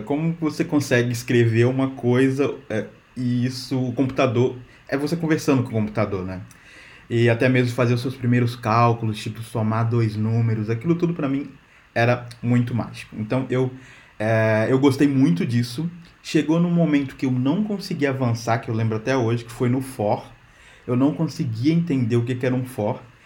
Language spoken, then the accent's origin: Portuguese; Minas Gerais, Brazil; moved away as an adult; also born or lived in São Paulo; now in Portugal; eu sou de Minas, trabalhei em São Paulo, agora eu estou aqui em Portugal